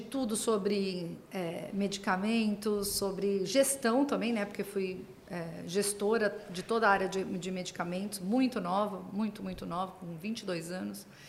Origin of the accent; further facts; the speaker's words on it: Santos, São Paulo, Brazil; eu sou de Santos, né, ou seja, do estado de São Paulo, mas aqui do litoral